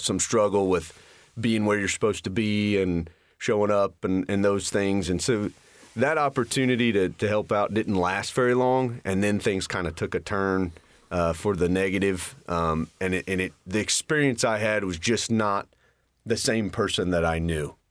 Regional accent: Richmond, Indiana, United States; I was born and raised in Richmond, Indiana. Still, still live there

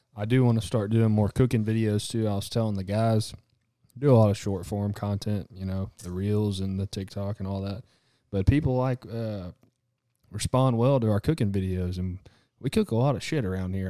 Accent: Texas, United States; we are from Texas

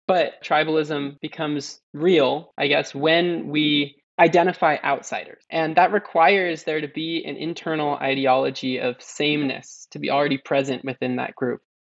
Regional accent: California, United States; growing up in California, a landscape that's been devastated by waves of colonialism

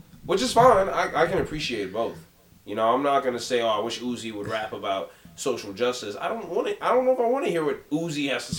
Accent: New York City, New York, United States; I'm from Jamaica, Queens. I grew up from 10 minutes from where 50 Cent grew up and got shot.

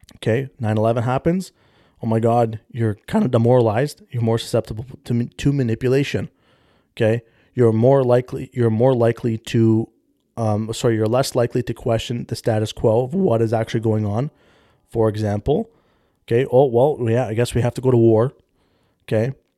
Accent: Canada; 'cause I'm Canadian

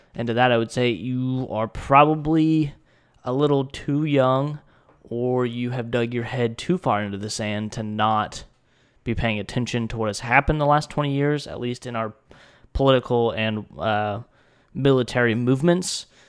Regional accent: United States; I'm an American citizen

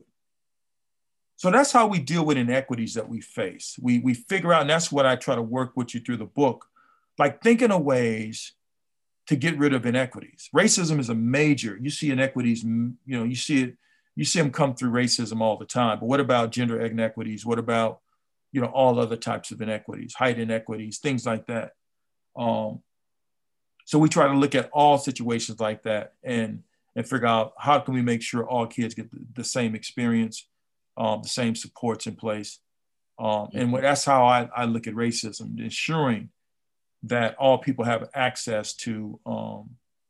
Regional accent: Compton, California, United States; I grew up here in Compton

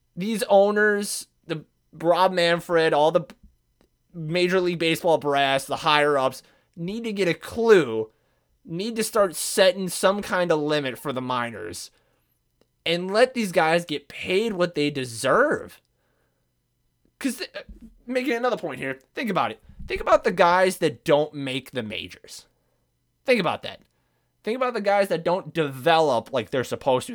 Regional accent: Midwest, United States; I'm Southern somehow, and I'm from the Midwest

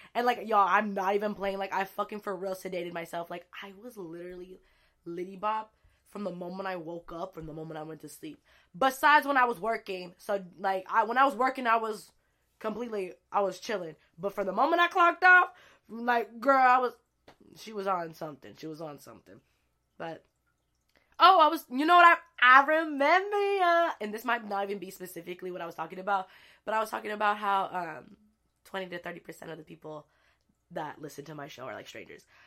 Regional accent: El Sobrante, California, United States; moved away; I grew up in El Sobronte, California

